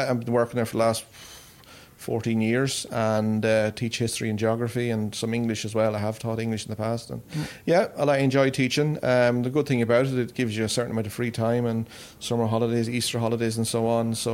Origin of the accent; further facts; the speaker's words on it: Carrigallen, Leitrim, Ireland; And like local people in, in my hometown of Carrigallen been really supportive over the years